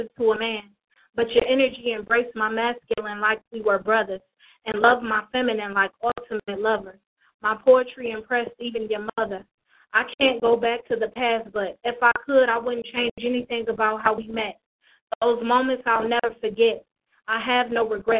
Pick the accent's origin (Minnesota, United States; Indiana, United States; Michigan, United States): Michigan, United States; Detroit; also born or lived in Toledo, Ohio; I'm from Detroit, but I'm repping Toledo, too.